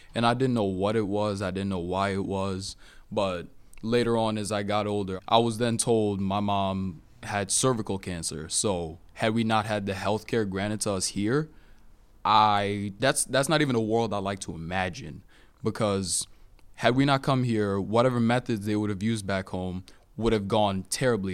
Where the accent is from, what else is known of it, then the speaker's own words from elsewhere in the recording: Cameroon; now in United States; I'm natively from Cameroon